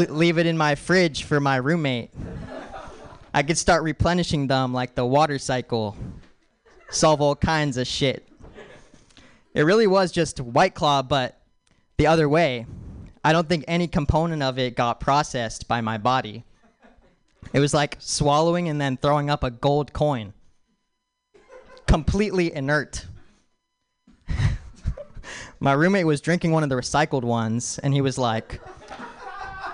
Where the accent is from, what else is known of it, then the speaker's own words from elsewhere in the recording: Dallas, Texas, United States; I'm an American Indian. Dallas raised